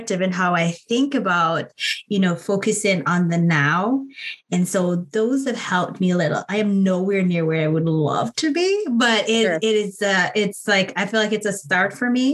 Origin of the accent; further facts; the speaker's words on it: Jamaica; now in United States; I grew up in Jamaica